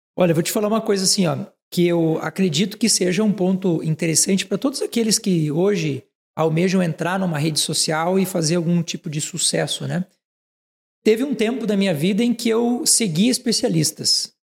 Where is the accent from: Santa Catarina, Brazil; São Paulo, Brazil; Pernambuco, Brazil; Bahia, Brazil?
Santa Catarina, Brazil; Frei Rogério; Eu sou catarinense, sou de uma cidade é. de, chamada Frei Rogério